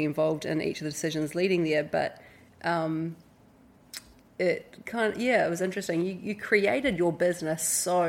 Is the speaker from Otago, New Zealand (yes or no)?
no; Hawke's Bay, New Zealand; moved away as an adult; now in Indonesia; We grew up in Hawke's Bay, New Zealand, came over to Indonesia.